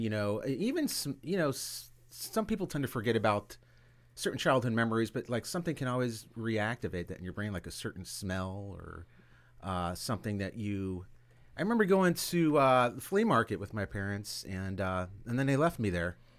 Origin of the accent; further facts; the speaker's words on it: Pompano Beach, Florida, United States; I grew up in Pompano Beach, and, um, we were the only, like, Latin family in, in, in the neighborhood.